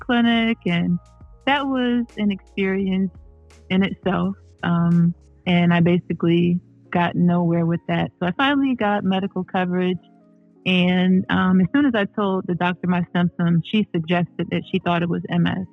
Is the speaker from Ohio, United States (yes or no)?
yes; Cleveland Heights, Ohio, United States; also born or lived in Norfolk, Virginia; I am from Cleveland Heights